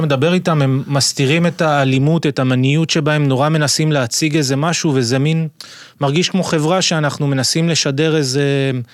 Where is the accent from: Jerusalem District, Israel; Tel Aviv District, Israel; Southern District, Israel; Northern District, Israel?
Southern District, Israel; Ashdod; אני גדלתי באשדוד